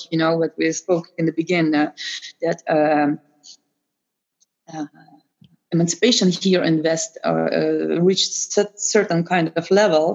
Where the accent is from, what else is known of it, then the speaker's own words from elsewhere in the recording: Lithuania; now in Netherlands; I'm myself from Eastern Europe, I think this was a kind of very shocking for me, you know, because in country where I'm coming from Lithuania